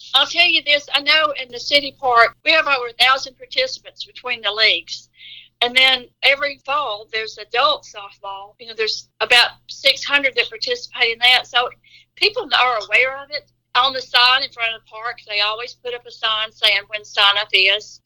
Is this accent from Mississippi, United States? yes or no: yes; Olive Branch, Mississippi, United States; I was born and raised in Olive Branch. I've never moved anywhere else except the two years I was at Northwest.